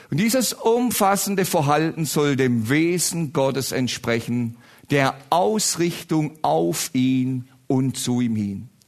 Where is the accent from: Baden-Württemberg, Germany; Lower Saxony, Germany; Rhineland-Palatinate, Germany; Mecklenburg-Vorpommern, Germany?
Baden-Württemberg, Germany; Ich komme ja aus Baden-Württemberg, große Rivalität.